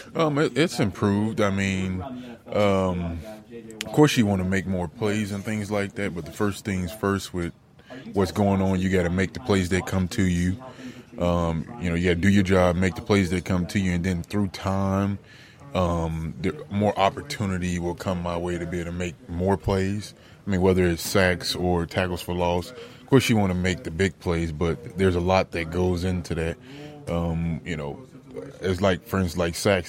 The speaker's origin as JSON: {"language": "English", "town": "Cincinnati", "region": "Ohio", "country": "United States", "tie": "born or raised there", "said": "play for my hometown team"}